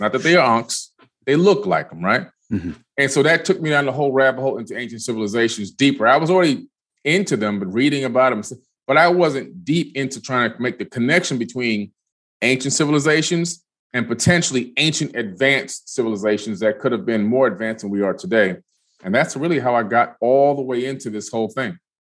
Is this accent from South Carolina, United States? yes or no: no; Miami, Florida, United States; also born or lived in Queens, New York; moved to Miami. My family moved to Miami, I should say, in the 70s, is 1977.